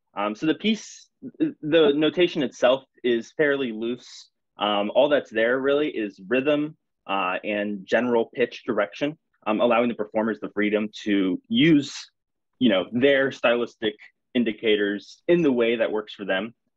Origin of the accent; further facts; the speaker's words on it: St. Petersburg, Florida, United States; moved away as an adult; now in Pennsylvania, United States; I grew up in St. Petersburg, um, I did my undergraduate degree with Tucker at the University of South Florida, um, where then I went to PSU